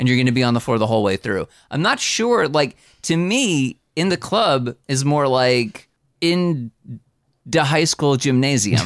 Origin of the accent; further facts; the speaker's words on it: New Jersey, United States; I'm from New Jersey.